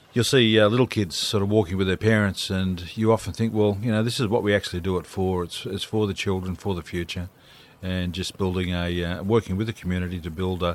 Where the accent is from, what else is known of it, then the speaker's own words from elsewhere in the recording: Blue Mountains, New South Wales, Australia; I'm from the Blue Mountains.